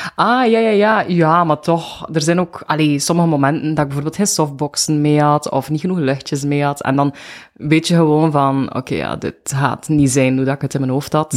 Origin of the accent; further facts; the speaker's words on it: Bruges, Flanders, Belgium; moved away as an adult; now in Ghent, Belgium; ik ben van Brugge. Ja. Eh, ik woon nu 14 jaar in Gent.